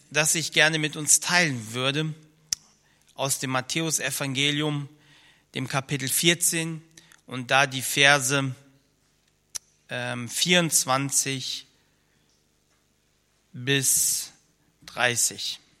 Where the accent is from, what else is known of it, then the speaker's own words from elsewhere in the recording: Rhineland-Palatinate, Germany; also born or lived in Soviet Union; ich komme aus dem Kreis Ahrweiler, etwas über eine Autostunde von hier entfernt und äh, bin noch in der ehemaligen Sowjetunion geboren.